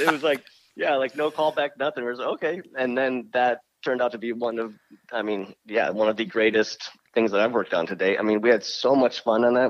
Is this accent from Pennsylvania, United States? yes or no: no; Harpersville, New York, United States; now in Los Angeles, United States; we grew up in a little farm town called Harpersville